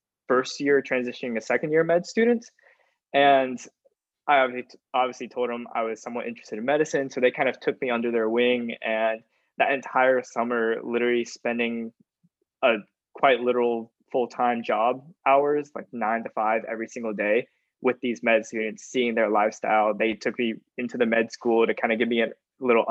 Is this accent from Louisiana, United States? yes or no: no; Augusta, Georgia, United States; I am also from Augusta, so I wasn't able to escape my hometown for too much